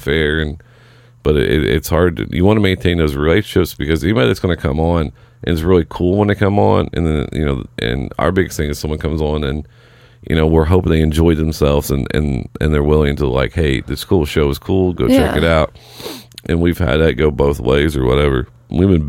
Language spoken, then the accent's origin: English; Seymour, Indiana, United States; moved away; Doing stand up in my hometown